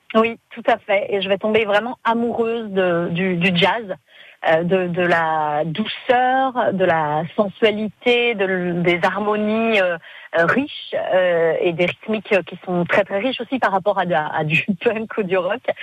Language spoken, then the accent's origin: French; France; je suis française